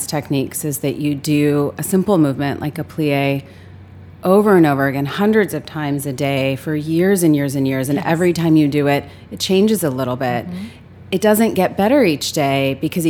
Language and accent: English; Los Angeles, California, United States; I grew up in Los Angeles